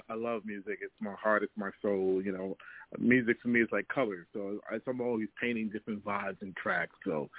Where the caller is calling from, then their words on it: Toronto, Ontario, Canada; I'm calling in from Toronto